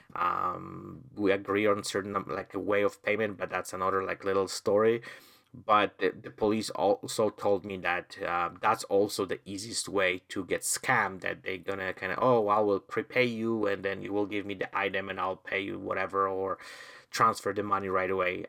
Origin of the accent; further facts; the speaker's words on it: Poland; now in Canada; I'm originally from Poland